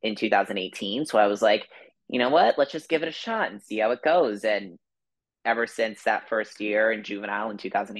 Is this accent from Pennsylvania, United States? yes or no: no; Florida, United States; also born or lived in New Jersey; I'm actually originally from Jersey as well, but my family and I, we moved down to Florida around when I was about 8 or 9